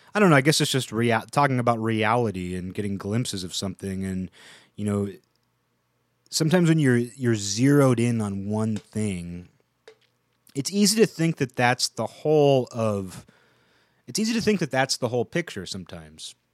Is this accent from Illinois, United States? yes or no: no; Seattle, Washington, United States; I grew up in the Seattle area